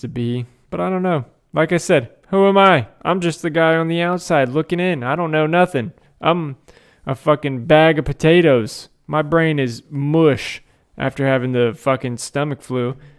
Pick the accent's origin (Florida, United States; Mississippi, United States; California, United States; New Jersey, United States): Florida, United States; Tampa; I'm from Tampa